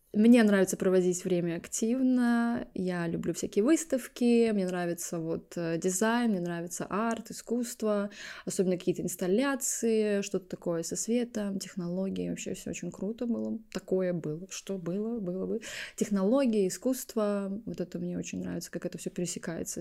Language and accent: Russian; Estonia; moved away as an adult; also born or lived in Amsterdam, Netherlands; now in London, United Kingdom; Я родилась в Эстонии, ну, в маленьком городке. Переехала в Лондон уже здесь 12 лет.